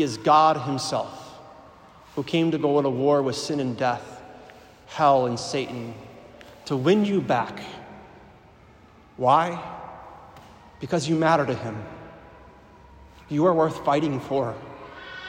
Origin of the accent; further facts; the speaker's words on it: Milwaukee, Wisconsin, United States; moved away as an adult; also born or lived in Green Bay, Wisconsin; I'm originally from the Archdiocese in Milwaukee